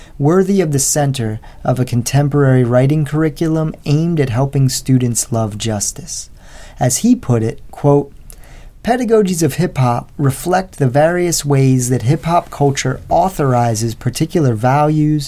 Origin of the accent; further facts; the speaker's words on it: West Chester, Pennsylvania, United States; I'm teaching back in the same town where I went to high school, about a 45-minute drive from Philly